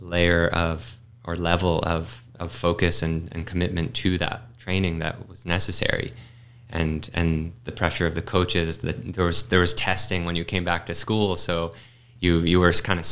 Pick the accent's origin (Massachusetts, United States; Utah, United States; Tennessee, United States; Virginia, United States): Massachusetts, United States; I grew up in Massachusetts on the East Coast